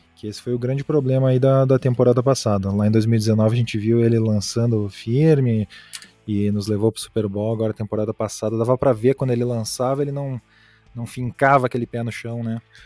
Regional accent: Rio Grande do Sul, Brazil; now in Utah, United States; Eu sou gaúcho, mas eu moro aqui em Utah, uh, pertinho de Salt Lake City

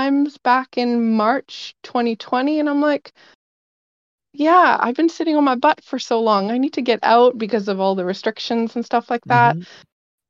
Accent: Vancouver, British Columbia, Canada; I am from Vancouver

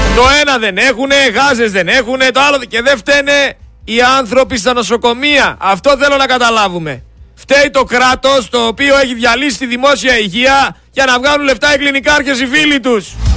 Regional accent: Greece; δεν είμαστε Τούρκοι, είμαστε Έλληνες

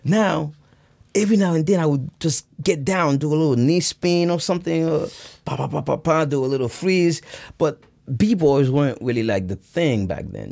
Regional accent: Irvington, New Jersey, United States; first language Haitian Creole; English is a second language; also born or lived in Haiti; I grew up in Irvington, went to Irvington High

